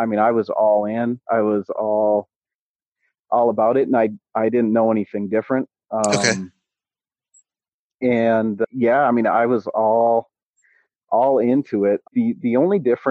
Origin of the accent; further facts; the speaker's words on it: Menominee, United States; My dad went to the one that I grew up in Menominee